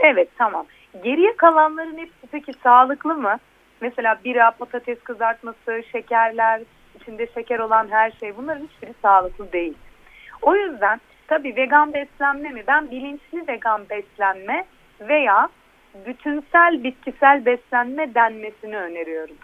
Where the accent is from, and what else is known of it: Antakya, Hatay, Turkey